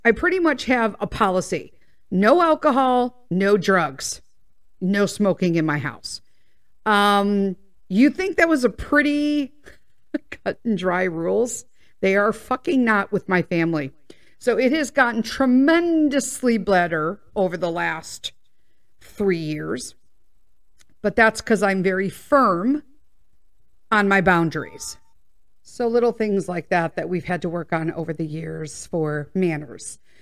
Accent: Midwest, United States; we're from the Midwest, so we say pop, soda

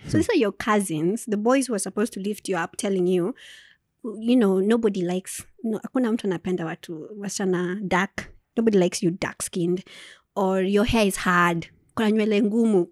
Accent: Turi, Nakuru County, Kenya; moved away; also born or lived in Nyeri / Naivasha / Nairobi; I grew up in Turi

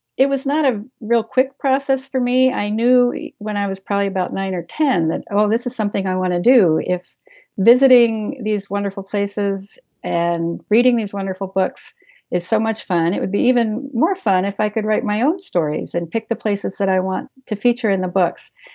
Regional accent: Maryland, United States; moved away as an adult; now in Wisconsin, United States; growing up in Maryland

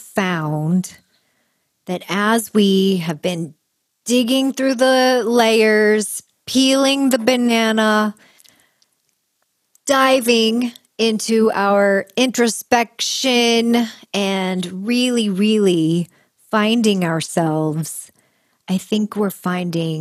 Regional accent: Kansas, United States; I grew up in Kansas

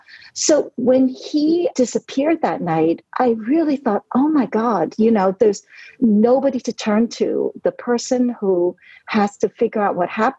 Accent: New York City, New York, United States; English is a second language; moved away as an adult; also born or lived in Hong Kong / Brooklyn; now in Netherlands; I was born in Hong Kong. I grew up in New York City

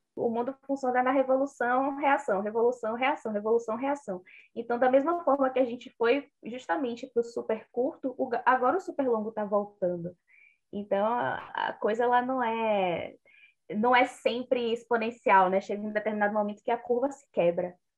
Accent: Northeast Brazil, Brazil; Hoje a mesa tá bem nordestina

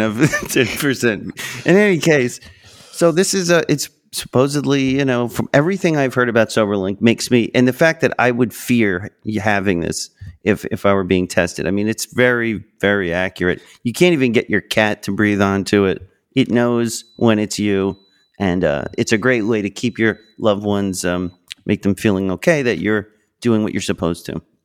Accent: Long Island, New York, United States; I'm from Long Island, I'm from New York.

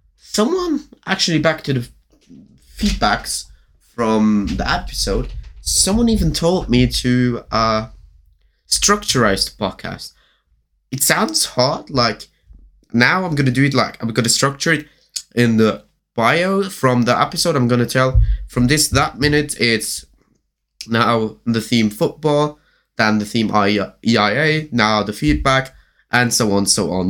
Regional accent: Germany; English is a second language; I'm from Germany

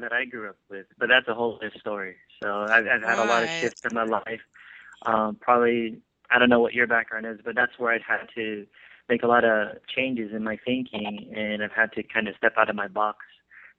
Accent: California, United States; also born or lived in Philippines; I was born and raised here in California

